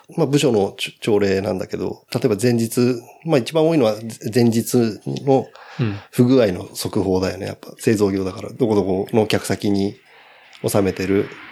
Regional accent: Ageo, Saitama, Japan; also born or lived in Kumagaya, Saitama; もうずっと生まれた時から上尾で

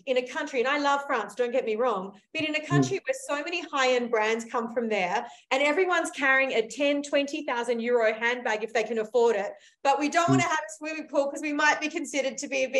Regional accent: Australia; I come from Australia, I'm Australian.

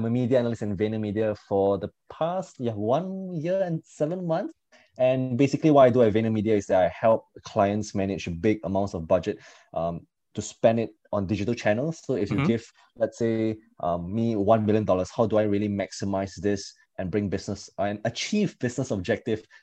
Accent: Singapore; when I came back to Singapore

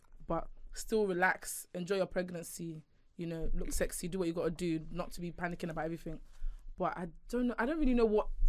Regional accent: Nigeria; born there; She actually sent my brother to boarding school because I was born in Nigeria.

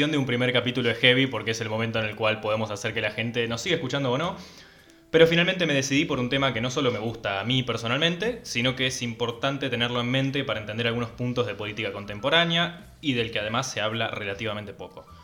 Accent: Argentina; somos argentinos, contamos todo con vacas.

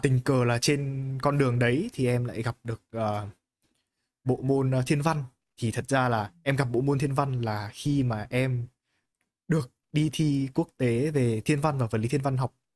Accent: Hanoi, Vietnam; em cũng sống từ bé ở Hà Nội

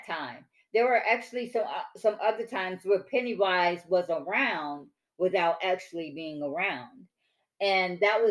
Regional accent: Detroit, Michigan, United States; now in Texas, United States; me growing up in Detroit

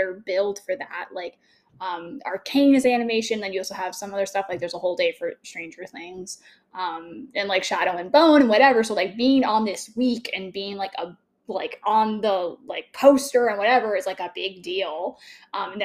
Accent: Canada; I'm also Canadian

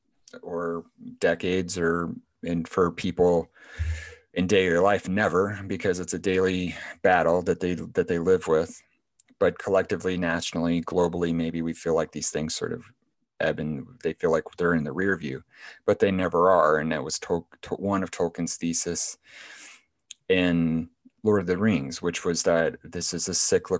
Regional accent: Waterloo, Iowa, United States; Iowa, I'm from Iowa. I live in Iowa.

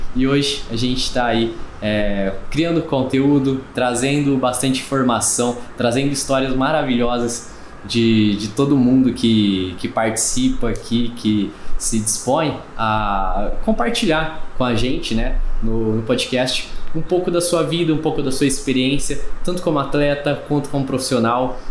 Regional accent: Cravinhos, São Paulo, Brazil; Eu sou natural de, de Cravinhos

